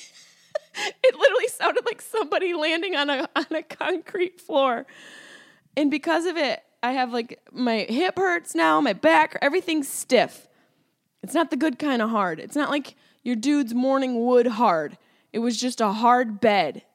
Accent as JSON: {"language": "English", "town": "Syracuse", "region": "New York", "country": "United States", "accent": "Syracuse", "said": "my Syracuse accent came out."}